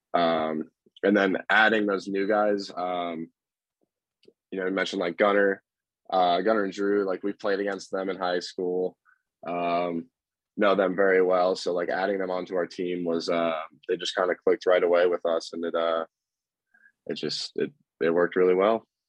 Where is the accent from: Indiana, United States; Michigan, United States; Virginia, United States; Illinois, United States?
Indiana, United States; Carmel; I'm also from Carmel, Indiana, and I also went to high school with Zach at University High School